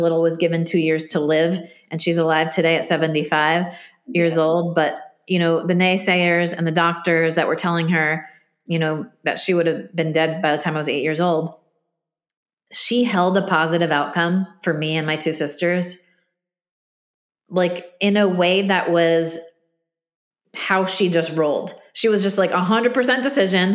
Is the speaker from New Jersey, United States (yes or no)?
yes; New Jersey, United States; I'm from Jersey, New Jersey.